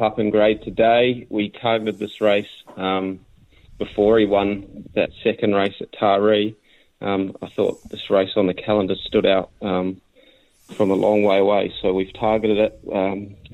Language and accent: English; New Zealand; moved away as an adult; now in Australia; I grew up in New Zealand